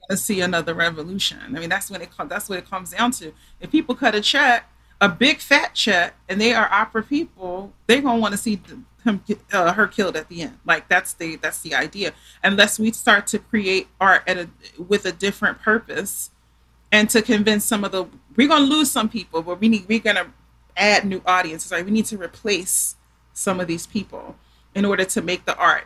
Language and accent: English; Philadelphia, Pennsylvania, United States; I'm from Philly